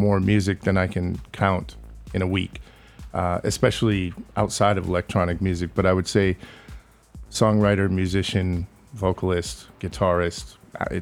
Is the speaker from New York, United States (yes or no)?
no; Michigan, United States; also born or lived in Chicago / London; now in Los Angeles, United States; I'm from Michigan and I lived in Chicago